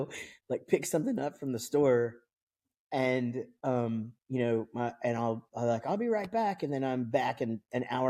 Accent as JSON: {"language": "English", "town": "Wichita Falls", "region": "Texas", "country": "United States", "said": "we're from Wichita Falls, Texas, which are really, you know, small town here about 3 hours north of where we live now"}